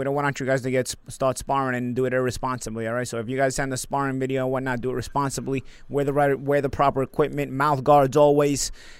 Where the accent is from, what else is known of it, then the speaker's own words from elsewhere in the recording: New York, United States; I'm from New York.